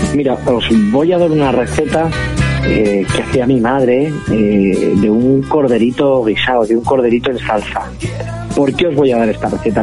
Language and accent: Spanish; Ezcaray, La Rioja, Spain; soy cocinero de La Rioja, de un pueblecito que se llama Escaray, y pertenezco a la quinta generación de, una familia que se lleva dedicando a la hostelería desde 1898